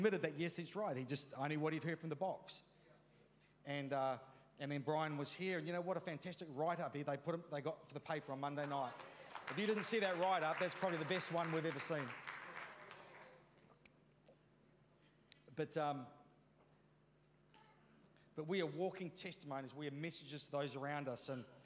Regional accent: New Zealand; I was brought up in Ralreka, you know, in that years 1 to 13 as a teenager in the 70s

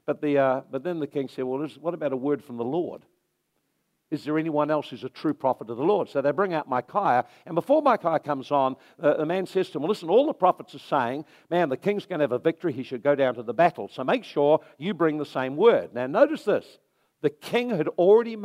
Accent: Napier, Hawke's Bay, New Zealand; now in Hastings, New Zealand; I'm from Napier

